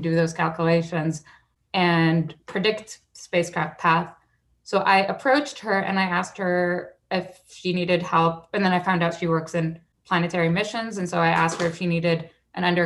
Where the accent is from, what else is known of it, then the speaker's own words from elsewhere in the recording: Saudi Arabia; moved away; when I was a kid, I grew up in Saudi Arabia